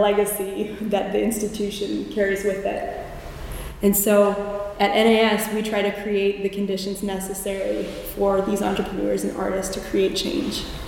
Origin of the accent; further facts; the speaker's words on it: Fort Wayne, Indiana, United States; I was born in Fort Wayne, Indiana. And from the cornfields of Indiana